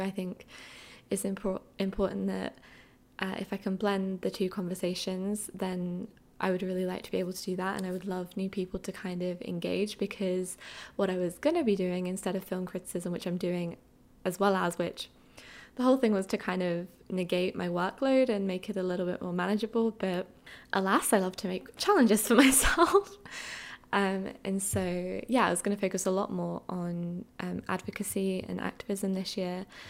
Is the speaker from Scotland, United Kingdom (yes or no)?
no; Essex, East of England, United Kingdom; moved away as an adult; also born or lived in London; now in New York City, United States; I grew up in Essex in the UK